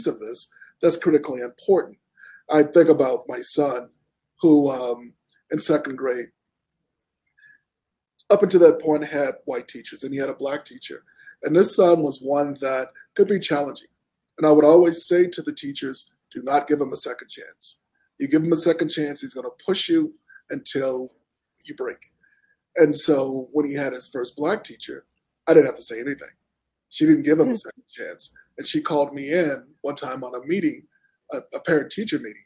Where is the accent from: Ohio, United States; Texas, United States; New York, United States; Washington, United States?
Texas, United States; Houston; I grew up in Houston, Texas